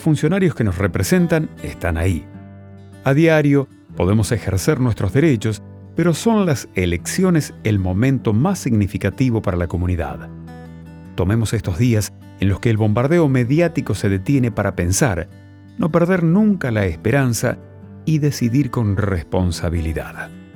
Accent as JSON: {"language": "Spanish", "country": "Argentina", "said": "somos la Argentina"}